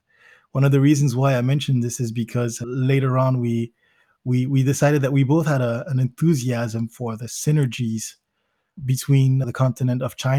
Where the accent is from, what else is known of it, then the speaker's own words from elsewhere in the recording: Belgium; also born or lived in Zimbabwe / United States; I was born in Belgium. And immediately after that, we moved to Zimbabwe, where I spent part of my childhood, then to the United States, where I spent another part of my childhood, and then back to Belgium, where I did most of my high school education